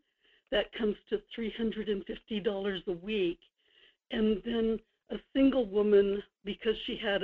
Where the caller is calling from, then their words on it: Kodiak, Alaska, United States; Good morning, Michael. This is … in Kodiak.